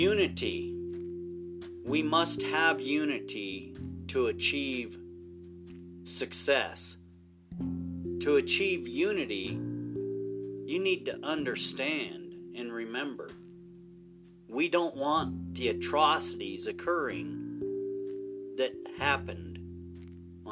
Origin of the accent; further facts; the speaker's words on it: United States; As a young man growing up in America